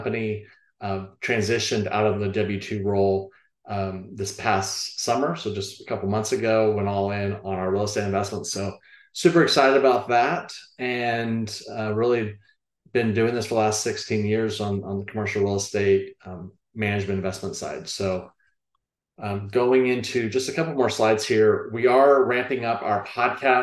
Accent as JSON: {"language": "English", "town": "Austin", "region": "Texas", "country": "United States", "tie": "born or raised there", "lives_now": "Bryan College Station, United States", "said": "I'm born and raised in Austin."}